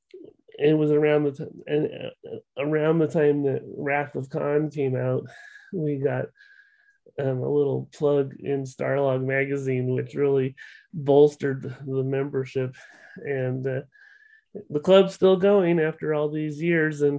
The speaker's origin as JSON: {"language": "English", "town": "Eugene", "region": "Oregon", "country": "United States", "tie": "born or raised there", "said": "Eugene, Oregon, which is my hometown"}